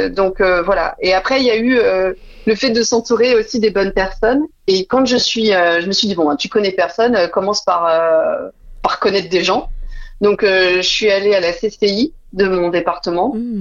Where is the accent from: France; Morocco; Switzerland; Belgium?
France; Dijon, Bourgogne-Franche-Comté; also born or lived in Paris; now in La Rochelle, France; je suis originaire de Dijon, j'y tiens parce que la Bourgogne, c'est une zone très, très chère à mon cœur